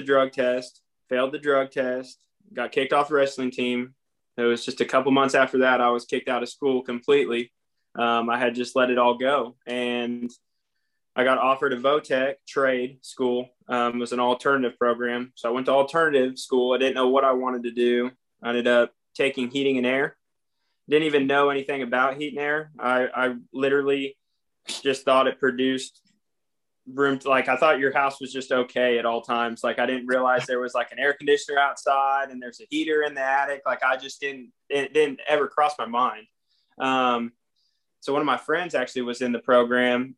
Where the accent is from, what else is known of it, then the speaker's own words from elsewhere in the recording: California, United States; also born or lived in Idaho; I was born and raised in California